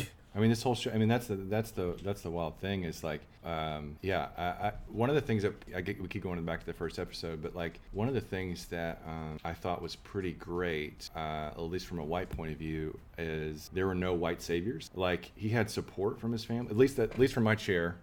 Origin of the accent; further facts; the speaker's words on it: Texas, United States; we're from Texas